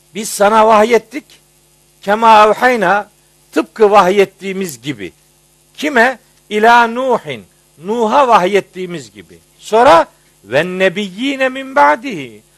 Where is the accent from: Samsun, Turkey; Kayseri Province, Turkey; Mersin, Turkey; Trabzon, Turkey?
Trabzon, Turkey; ben biraz Trabzonluluktan biraz övünüyorum.